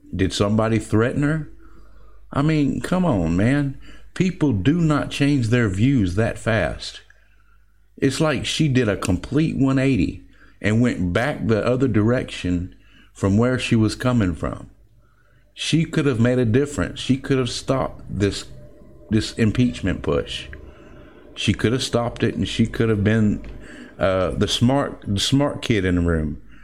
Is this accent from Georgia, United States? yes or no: yes; Georgia, United States; I'm from Georgia and we're a, a, red state